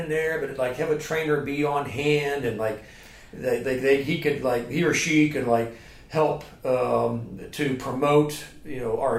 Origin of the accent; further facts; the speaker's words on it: Youngstown, Ohio, United States; moved away as an adult; now in Charleston, United States; I grew up in Ohio and moved from Youngstown, Ohio